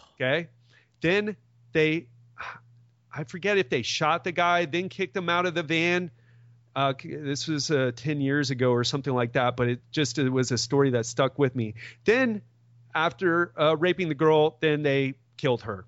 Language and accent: English; Miami, Florida, United States; I'm from Miami, I moved to Miami Beach